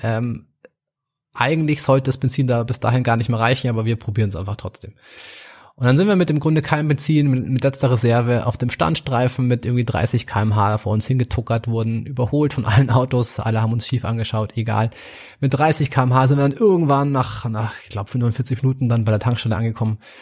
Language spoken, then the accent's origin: German; Munich, Bavaria, Germany; ich komme aus München